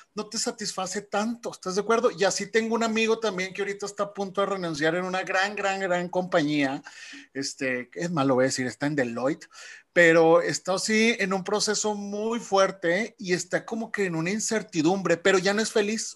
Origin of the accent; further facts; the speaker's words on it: Mexico; como buenos mexicanos